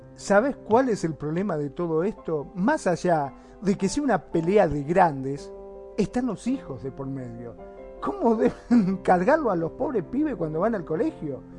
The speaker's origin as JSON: {"language": "Spanish", "country": "Argentina", "also_born_or_lived": "Mar del Plata", "said": "acá en mi país, en Argentina"}